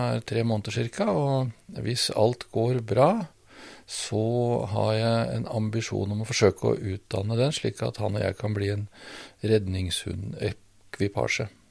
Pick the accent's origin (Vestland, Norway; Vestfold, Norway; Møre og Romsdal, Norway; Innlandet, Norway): Vestfold, Norway; Svelvik; moved away; Jeg vokste opp i Svelvik